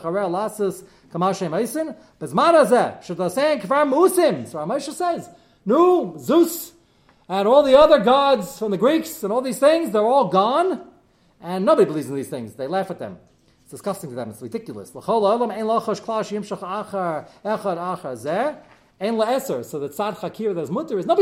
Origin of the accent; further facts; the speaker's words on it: New York, United States; I'm New York